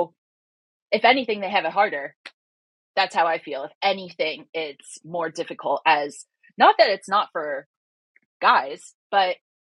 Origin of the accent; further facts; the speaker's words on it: New Jersey, United States; now in California, United States; I grew up in Jersey from a strict Catholic home.